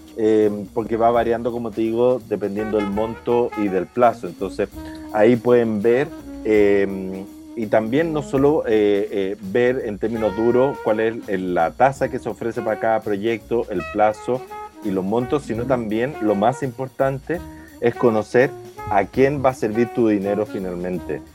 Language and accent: Spanish; Chile; los chilenos, las empresas y las personas estamos endeudados